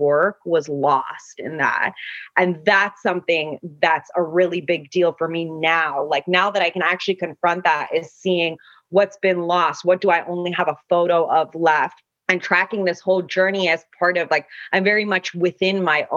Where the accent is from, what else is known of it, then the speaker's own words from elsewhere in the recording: Kabul, Afghanistan; moved away; also born or lived in the West (United States); friends of mine that I grew up with in Kabul